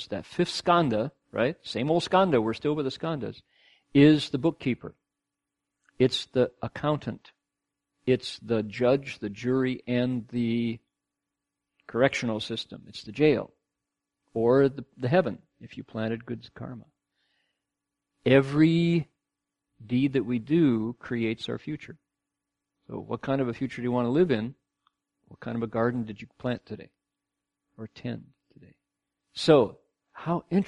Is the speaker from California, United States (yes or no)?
no; Ohio, United States; now in Australia; growing up in Ohio the way I did